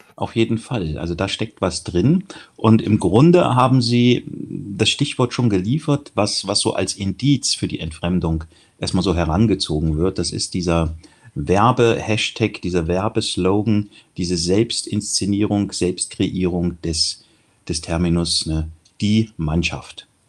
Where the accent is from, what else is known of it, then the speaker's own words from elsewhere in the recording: near Kassel, northern Hesse, Germany; ich bin Nordhesse, in der Nähe von Kassel aufgewachsen